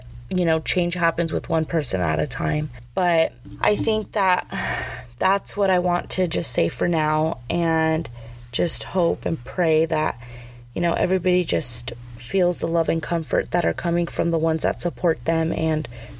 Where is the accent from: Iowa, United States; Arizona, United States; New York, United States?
Arizona, United States; growing up in Arizona